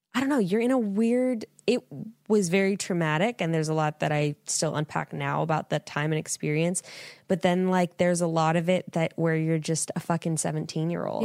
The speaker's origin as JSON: {"language": "English", "town": "Fresno", "region": "California", "country": "United States", "tie": "born or raised there", "said": "born and raised in Fresno, California"}